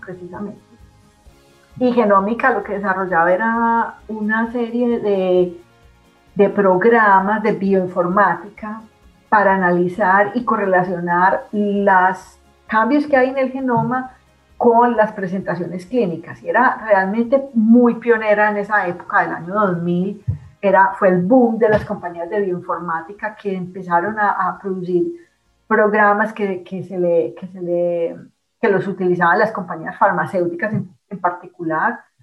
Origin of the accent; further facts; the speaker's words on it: Colombia; moved away as an adult; also born or lived in France / Leuven, Belgium; now in Canada; yo salí de Colombia en el año básicamente 93, porque yo, claro, hice, terminé medicina, me gradué, hice el rural